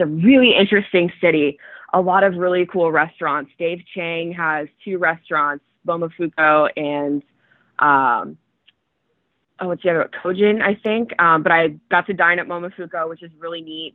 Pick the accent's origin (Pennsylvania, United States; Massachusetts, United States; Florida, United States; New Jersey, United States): Florida, United States; Clearwater; moved away as an adult; also born or lived in Toronto, Canada; growing up in Florida